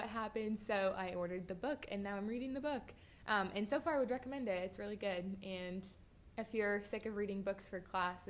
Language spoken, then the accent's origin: English; Iowa, United States; moved away; And The Music Man Museum is in Iowa. It's 40 minutes from my hometown.